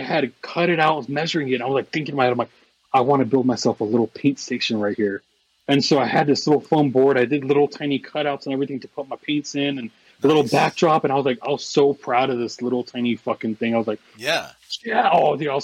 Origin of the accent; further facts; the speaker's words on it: Southern Oregon, United States; now in Arizona, United States; I grew up in Southern Oregon